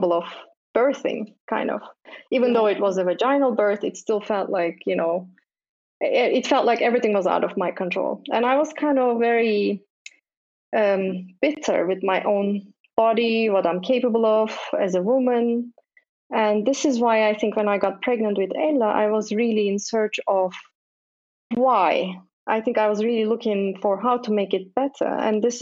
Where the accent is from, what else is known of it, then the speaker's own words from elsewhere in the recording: Istanbul, Turkey; moved away as an adult; also born or lived in United States / Sweden; now in Stockholm, Sweden; I'm actually not from Sweden. I'm Turkish, originally from Istanbul